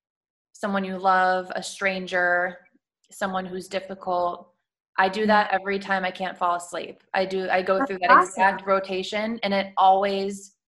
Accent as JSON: {"language": "English", "town": "Chicago", "region": "Illinois", "country": "United States", "moved": "as an adult", "lives_now": "Sarasota, United States", "said": "I'm from Chicago."}